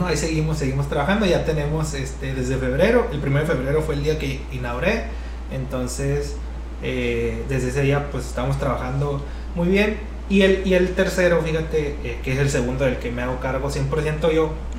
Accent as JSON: {"language": "Spanish", "town": "Navajoa", "region": "Sonora", "country": "Mexico", "also_born_or_lived": "Mexico City", "lives_now": "Hermosillo, Mexico", "said": "también somos de Navajoa, somos de un ranchito"}